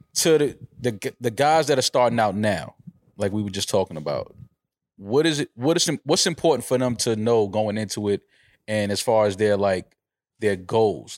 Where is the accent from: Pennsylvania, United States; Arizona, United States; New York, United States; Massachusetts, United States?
New York, United States; New York City; I'm from the Bronx